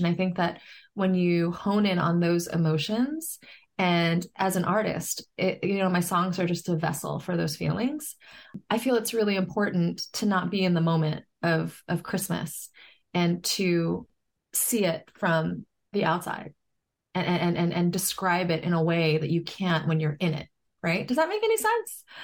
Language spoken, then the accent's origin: English; New York City, New York, United States; I grew up in New York City